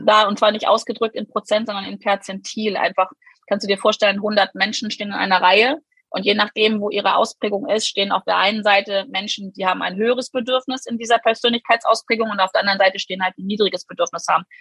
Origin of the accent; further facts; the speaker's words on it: Germany; bei uns in Deutschland leben wir